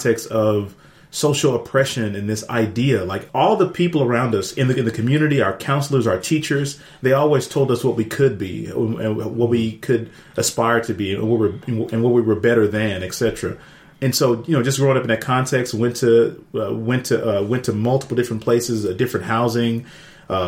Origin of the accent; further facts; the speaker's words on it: Dallas, Texas, United States; growing up in Oak Cliff, going through Pleasant Grove